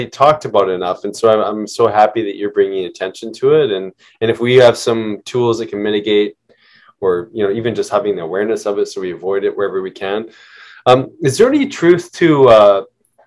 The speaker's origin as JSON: {"language": "English", "area": "Okanagan", "region": "British Columbia", "country": "Canada", "tie": "born or raised there", "said": "I grew up in the Okanagan"}